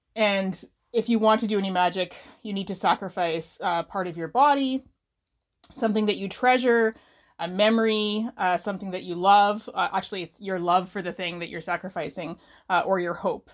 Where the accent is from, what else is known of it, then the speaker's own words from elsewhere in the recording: Canada; I am a Canadian writer of novels and novellas